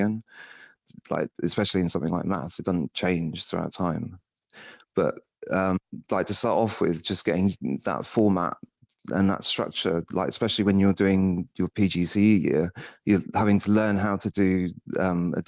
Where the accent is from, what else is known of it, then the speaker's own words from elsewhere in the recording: Somerset, South West England, United Kingdom; I'm from Somerset.